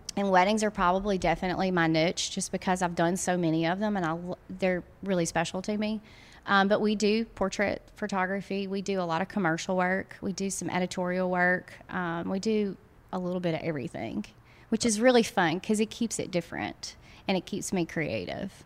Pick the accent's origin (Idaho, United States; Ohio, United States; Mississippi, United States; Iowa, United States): Mississippi, United States; Guntown; also born or lived in Tupelo, Mississippi; now in Oxford, United States; I'm actually from Tupelo, which is, um, an hour from here. Uh, my husband and I are both from Tupelo, grew up in a little bitty town called Guntown, Mississippi